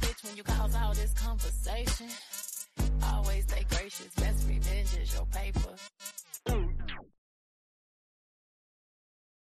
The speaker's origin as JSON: {"language": "English", "region": "Georgia", "country": "United States", "said": "I'm from Georgia"}